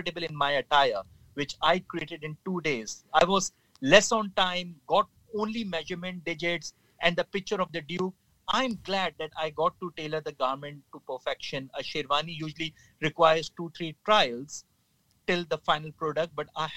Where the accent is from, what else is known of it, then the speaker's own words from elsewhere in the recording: Pakistan; We as a nation of the Pakistani nation, we are very much humble and a friendly people